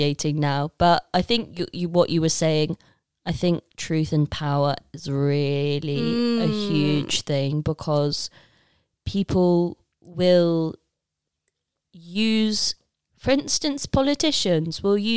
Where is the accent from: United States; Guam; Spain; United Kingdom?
United Kingdom; Leicester, East Midlands; I'm from Leicester